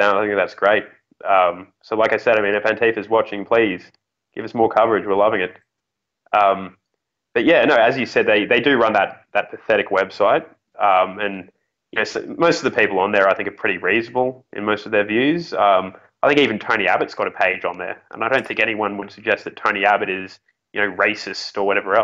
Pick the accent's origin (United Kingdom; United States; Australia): Australia; Brisbane, Queensland; moved away; I'm from Brisbane originally